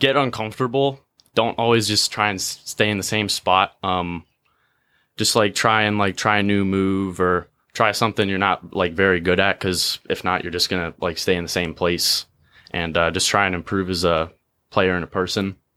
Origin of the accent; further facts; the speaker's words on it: Davidsonville, Maryland, United States; me and my brother are from Davidsonville